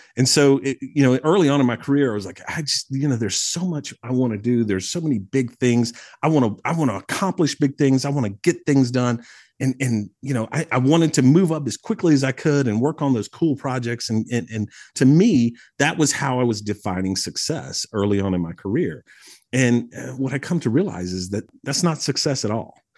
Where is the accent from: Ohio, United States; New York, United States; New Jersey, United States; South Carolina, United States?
South Carolina, United States; Mauldin; I grew up in the upstate of South Carolina, so I was raised just outside of Malden, you know, in, in Greenville County